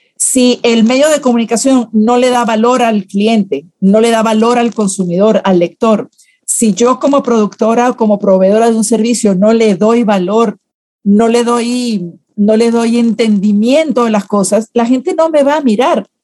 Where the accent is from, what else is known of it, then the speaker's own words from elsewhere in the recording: Venezuela; moved away as an adult; now in Guatemala; Primero trabajé en relaciones públicas en un partido político en, Venezuela, de donde, donde, nací. Solo que ya como tengo 20 años casi en Guatemala, ya siento que tengo corazoncito chapín, pero soy venezolana de nacimiento